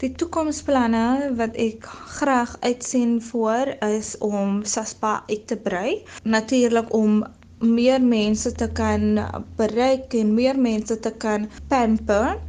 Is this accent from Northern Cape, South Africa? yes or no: no; Atlantis, Western Cape, South Africa; Ek is van Atlantis. Ek is 26 jaar oud. Ek het my skoolloopbaan hier in Atlantis voltooi.